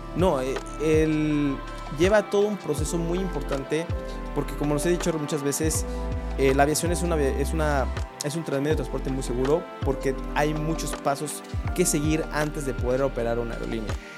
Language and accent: Spanish; Mexico; como mexicanos